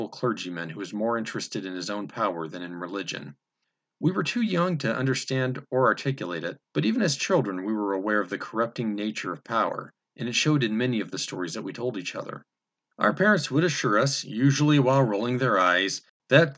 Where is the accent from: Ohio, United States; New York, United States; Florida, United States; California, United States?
California, United States; Salida; a small church in my hometown, Salida, California